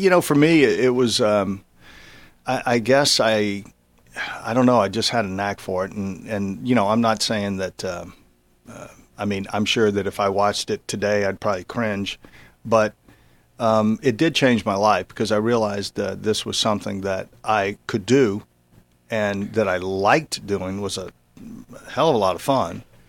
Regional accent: Baton Rouge, Louisiana, United States; moved away as an adult; I grew up in Baton Rouge

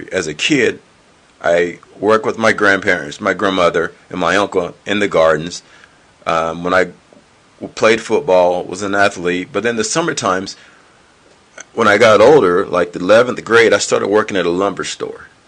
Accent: the South, United States; But in my mindset, now mind you, I'm from the South, and I realized something with people

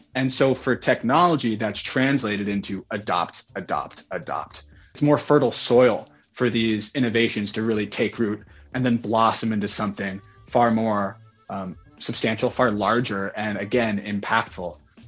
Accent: United States; So I'm an American millennial. I was born in 1990.

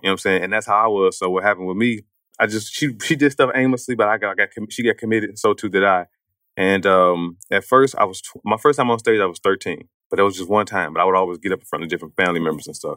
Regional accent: East St. Louis, Illinois, United States; I'm from East Saint Louis

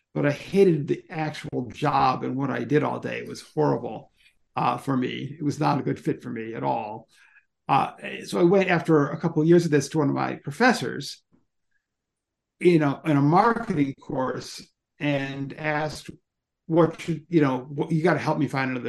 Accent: Ann Arbor, Michigan, United States; my hometown

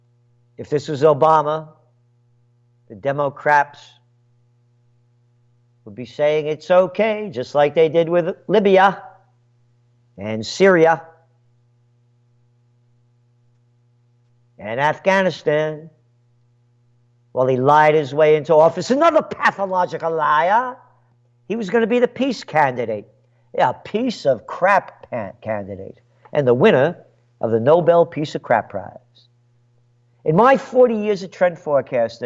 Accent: United States; I am an American born to be free

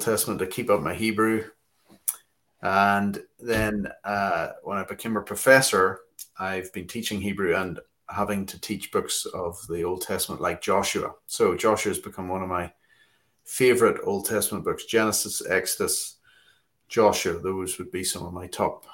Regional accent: Belfast, Northern Ireland, United Kingdom; accent: Belfast; moved away as an adult; also born or lived in Tanzania / Sydney, Australia / Cambridge; My accent's from Belfast, Northern Ireland, where I was brought up after being a missionary kid in Tanzania for a number of years

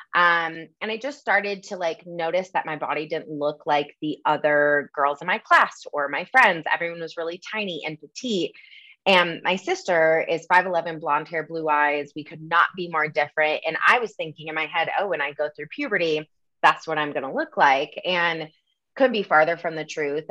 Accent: Michigan, United States; moved away as an adult; also born or lived in Los Angeles; now in Denver, United States; I grew up in the Midwest, um, kind of had that typical Michigan upbringing

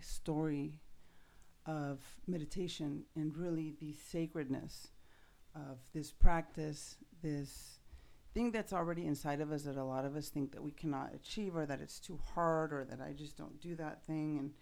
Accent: Mexico City, Mexico; I grew up in Mexico City

